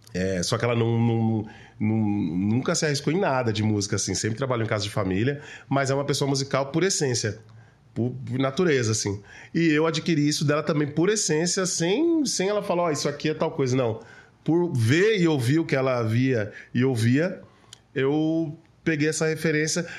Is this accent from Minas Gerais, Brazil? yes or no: no; São Paulo, Brazil; eu sou nascido e criado na Zona Sul de São Paulo